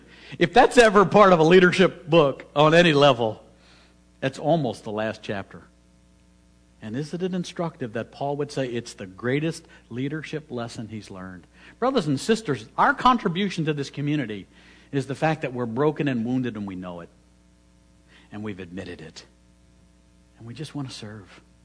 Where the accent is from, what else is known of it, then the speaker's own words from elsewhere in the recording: Philadelphia, Pennsylvania, United States; I'm from Philadelphia